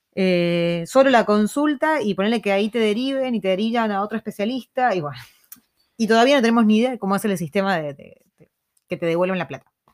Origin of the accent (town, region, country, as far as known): Argentina; moved away